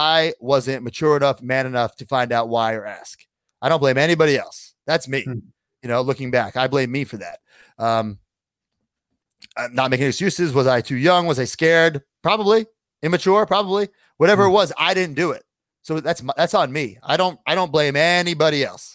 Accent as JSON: {"language": "English", "area": "Long Island", "region": "New York", "country": "United States", "tie": "born or raised there", "said": "my hometown, Long Island"}